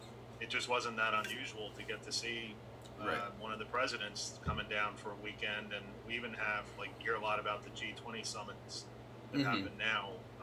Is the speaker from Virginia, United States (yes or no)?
yes; Williamsburg, Virginia, United States; growing up in Virginia